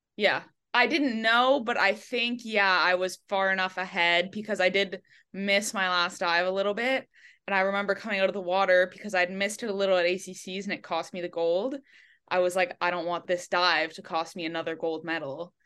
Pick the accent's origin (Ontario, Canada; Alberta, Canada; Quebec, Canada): Quebec, Canada; Montreal; moved away as an adult; now in Miami, United States; I grew up actually in Quebec, but in, like, a pocket of English in Montreal, so, uh, the west of the island speaks mostly English. So I grew up there.